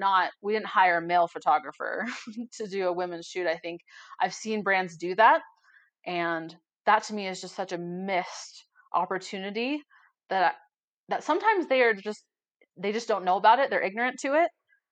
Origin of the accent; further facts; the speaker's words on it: Boulder, Colorado, United States; I grew up in Boulder, very white, moved to Durango, also very white.